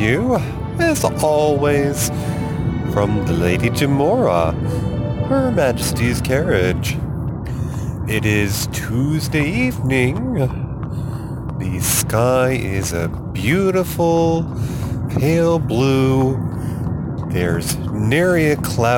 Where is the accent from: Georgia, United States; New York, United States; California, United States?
New York, United States; moved away as an adult; also born or lived in Colorado; I moved back from the centennial state of Colorado to my home state of New York